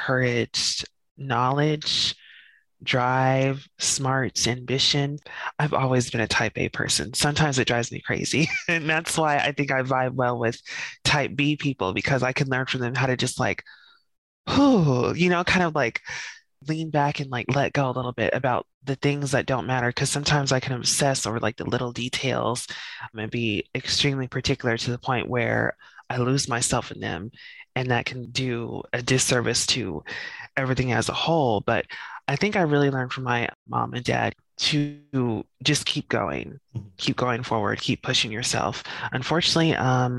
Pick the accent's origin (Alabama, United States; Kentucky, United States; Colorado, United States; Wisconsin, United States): Colorado, United States; Denver; moved away as an adult; also born or lived in Greeley, Colorado; now in Newark, United States; Growing up, we lived in the Park Hill neighborhood, which is a middle class, upper middle class neighborhood in Denver